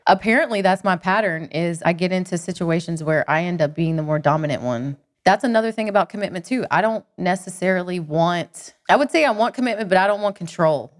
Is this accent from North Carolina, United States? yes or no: yes; Cherokee, North Carolina, United States; also born or lived in Athens, Georgia; I'm from the mountains in North Carolina.